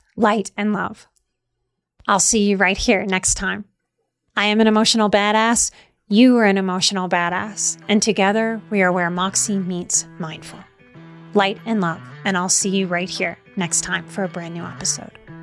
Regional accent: Louisiana, United States; I grew up in Louisiana

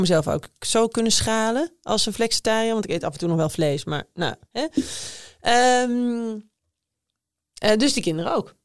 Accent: Emmeloord, Flevoland, Netherlands; ik kom dus uit Emmeloord. Dat is een klein dorp ergens in de Flevopolder

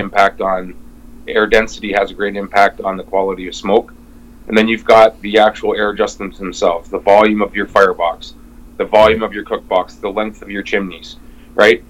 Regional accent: Windsor, Ontario, Canada; now in near Montreal, Canada; came here about 22 years ago, but I'm originally from Windsor, Ontario.

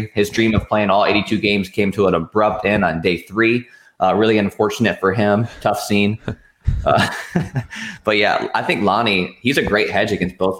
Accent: Charlotte, North Carolina, United States; because I'm from Charlotte

